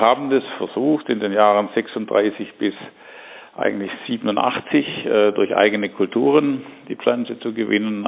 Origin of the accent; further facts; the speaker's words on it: Germany; wir als Deutsche